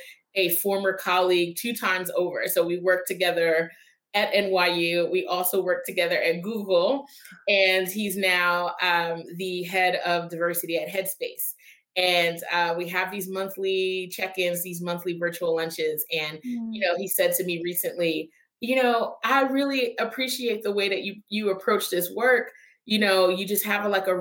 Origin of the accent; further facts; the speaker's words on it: Philadelphia, Pennsylvania, United States; I'm a proud Philadelphian, born and raised in South Philadelphia, and spent, you know, my entire career in the Northeast